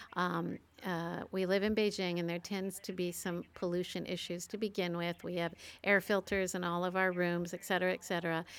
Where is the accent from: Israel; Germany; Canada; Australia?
Canada; I'm a Canadian